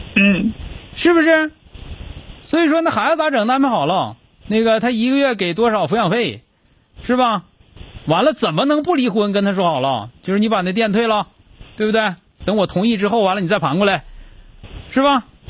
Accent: Northeast China, China; 咱们东北人

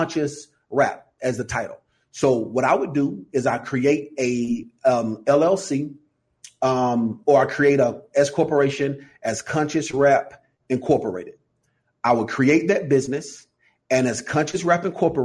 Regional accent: Atlanta, Georgia, United States; So I'm from Atlanta, Georgia, Vine City, to be exact.

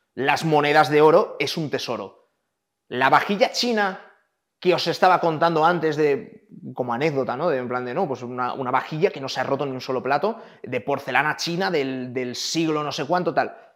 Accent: Valladolid, Castile and León, Spain; yo nací en Valladolid

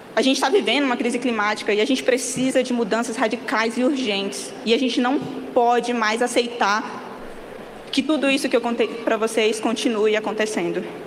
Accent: Rondônia, Brazil; Eu sou mulher indígena da Amazônia, eu venho de Rondônia

